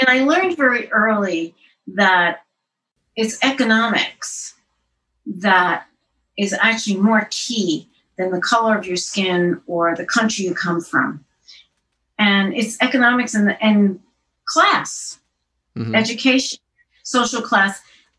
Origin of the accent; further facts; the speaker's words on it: Queens, New York, United States; In Jamaica, I lived on 116th Drive, right near what was Baisley Park.